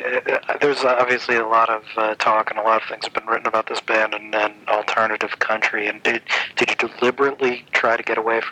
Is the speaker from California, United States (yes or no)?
no; New York, United States; now in Indianapolis, United States; I grew up in New York, and I've lived in Indianapolis for 9 years